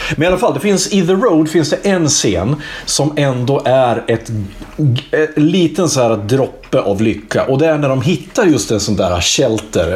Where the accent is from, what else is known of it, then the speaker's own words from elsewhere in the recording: Iggesund, Gävleborg County, Sweden; jag är från Iggesund